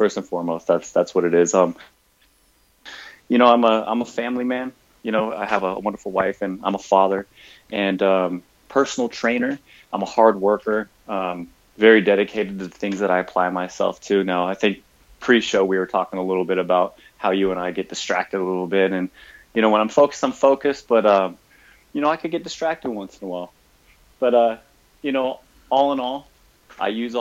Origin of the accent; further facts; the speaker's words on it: San Jose, California, United States; also born or lived in Sacramento; now in Southern California, United States; I grew up in San Jose, which is, you know, 40 minutes away from San Francisco